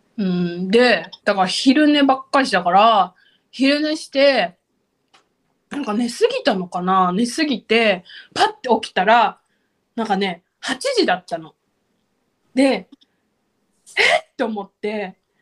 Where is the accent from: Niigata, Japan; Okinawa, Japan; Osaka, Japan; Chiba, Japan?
Okinawa, Japan; 沖縄なんでハイビスカスがねたくさんあるわけですよ